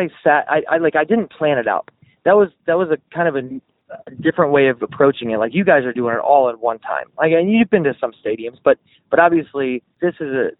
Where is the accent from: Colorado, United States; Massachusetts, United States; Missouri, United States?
Missouri, United States; St. Louis; I'm from St. Louis